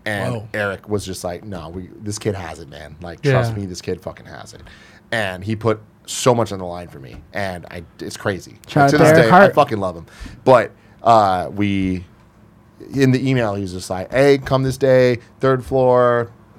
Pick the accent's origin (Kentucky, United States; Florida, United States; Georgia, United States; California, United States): California, United States; San Francisco; I'm from San Francisco. I'm going to school at SF State